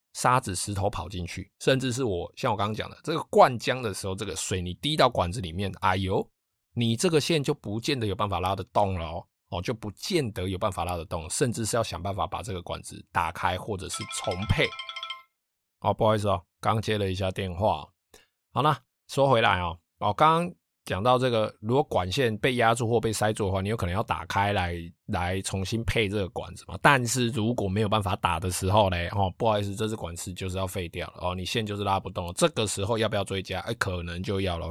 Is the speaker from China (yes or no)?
no; Taiwan; 我们台湾人嘛，哦，就是以懒惰、贪方便、贪图方便出名的